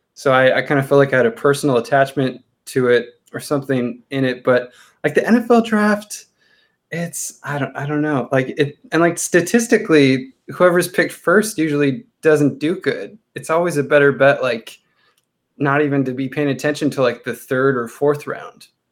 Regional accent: Chino Hills, California, United States; I grew up in Chino Hills

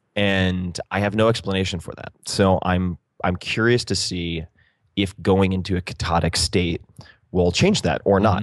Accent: Eastern Long Island, New York, United States; I'm from Eastern Long Island

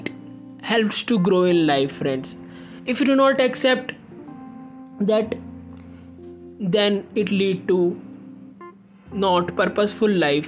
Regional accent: India; I am from India

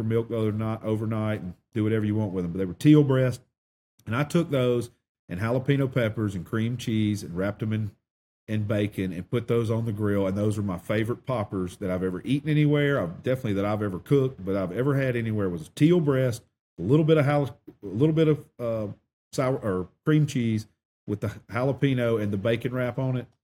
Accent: Eclectic, Alabama, United States; I did grow up in Elmore County, Alabama

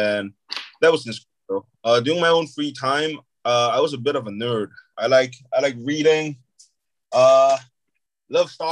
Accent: Singapore; moved away as an adult; also born or lived in Shanghai, China / United States; Growing up in Singapore

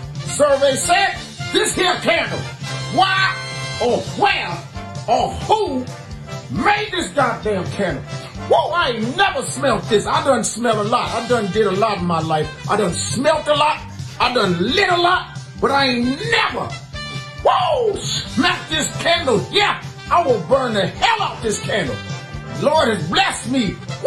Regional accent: Cleveland, Ohio, United States; I'm from Cleveland, y'all.

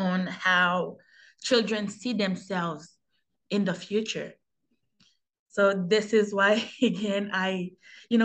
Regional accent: Haiti; now in Canada; as a young Haitian growing up

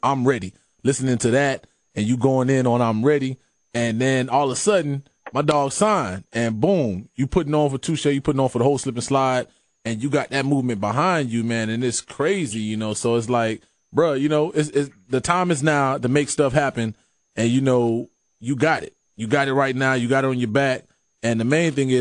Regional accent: Miami, Florida, United States; Growing up in Dade, the music, the sports.

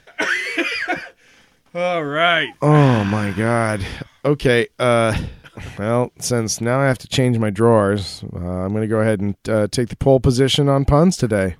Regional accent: Colorado, United States; I'm from Colorado

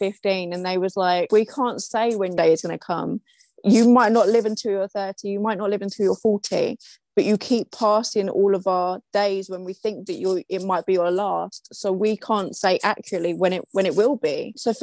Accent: London, United Kingdom; I am from London in the UK

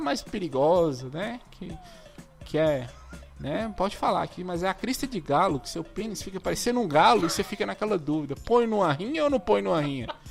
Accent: Monte Azul, Minas Gerais, Brazil; Monte Azul é a cidade que eu sou, norte de Minas

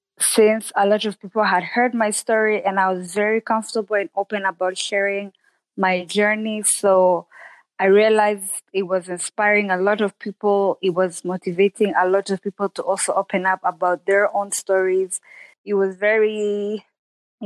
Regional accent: Rwanda; I am Rwandan, living in Rwanda, born and raised in Rwanda

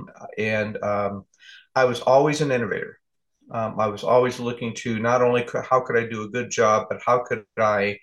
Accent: California, United States; moved away as an adult; also born or lived in Newark, New Jersey; now in Pacific Northwest, United States; I'm from California and I'm a warm weather baby

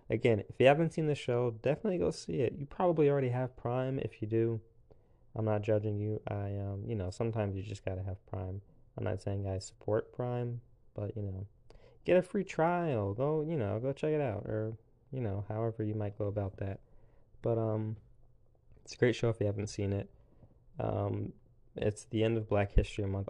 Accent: South Carolina, United States; also born or lived in Pennsylvania; I was born in Pennsylvania when I was, like, six. We moved to, um, South Carolina

